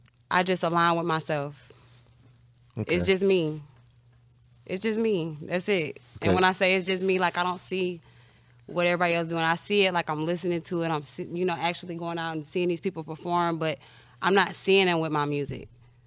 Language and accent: English; Chicago, Illinois, United States; No, I'm from Chicago.